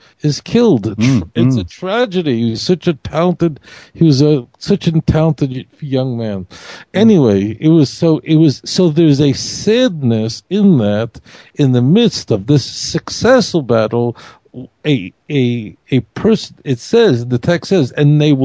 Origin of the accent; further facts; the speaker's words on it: New York City, New York, United States; I grew up in Brooklyn where the non-Jews were not nice